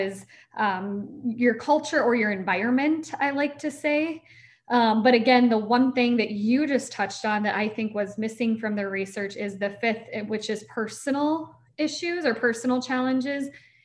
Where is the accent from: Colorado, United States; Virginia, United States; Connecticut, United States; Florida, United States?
Florida, United States; Niceville; I was born in Niceville, Florida